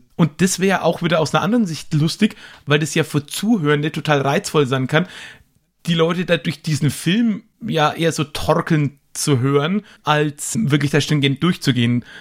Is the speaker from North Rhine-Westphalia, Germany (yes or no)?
no; Nuremberg, Bavaria, Germany; ich komme ja hier aus Nürnberg